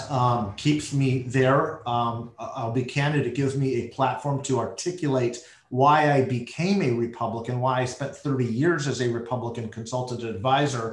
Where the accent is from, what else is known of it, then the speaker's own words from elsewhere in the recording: United States; as an American